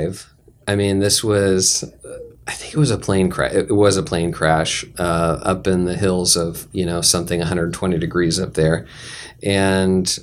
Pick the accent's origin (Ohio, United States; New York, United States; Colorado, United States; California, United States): California, United States; San Diego; born or raised there; also born or lived in Sacramento